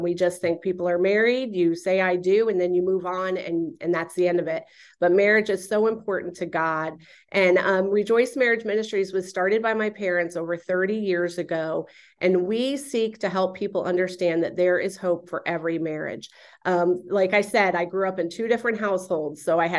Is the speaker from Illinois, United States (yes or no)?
no; Florida, United States; But I'm a native Floridian, born and raised in South Florida.